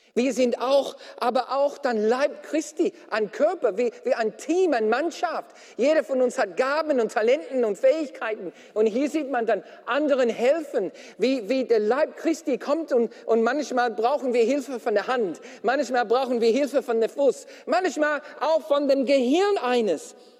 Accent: Australia; now in Germany; als Australier

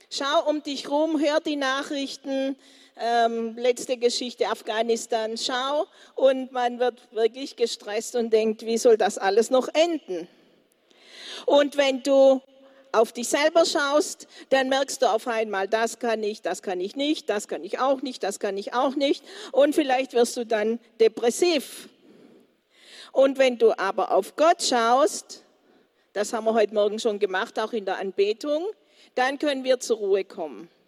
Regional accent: Colombia; German is a second language; Also bei uns in Kolumbien haben wir ganz stürmische.

